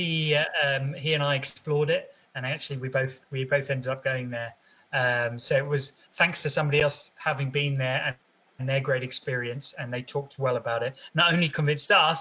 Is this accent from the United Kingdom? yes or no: yes; London, United Kingdom; So my childhood was in Southeast London. So born and raised in Southeast London.